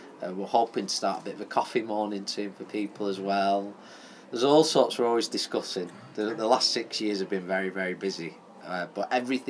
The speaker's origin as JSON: {"language": "English", "town": "Fleetwood", "region": "North West England", "country": "United Kingdom", "said": "I'm from Fleetwood originally."}